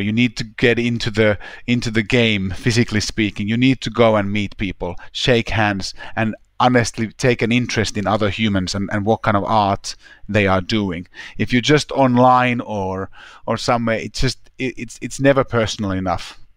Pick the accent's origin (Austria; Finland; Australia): Finland; Helsinki, Uusimaa; moved away as an adult; also born or lived in London; there's a high school in my hometown, Helsinki